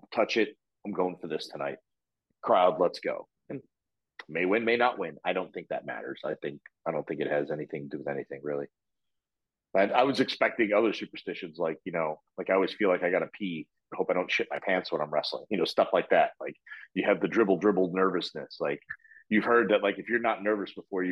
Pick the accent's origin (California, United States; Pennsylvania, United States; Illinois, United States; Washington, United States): Illinois, United States; Chicago; now in Orlando, United States; I grew up on AWA in Chicago. That's, you know, I'm born and bred in the city.